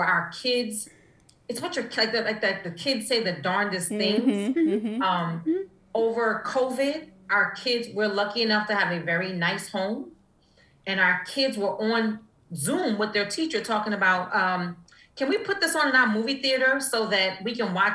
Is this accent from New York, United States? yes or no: yes; New York City, New York, United States; moved away; also born or lived in Atlanta; I'm from Harlem